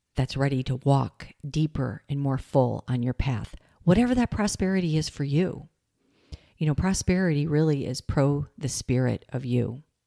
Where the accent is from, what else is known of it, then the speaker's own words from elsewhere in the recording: Michigan, United States; I grew up in Michigan.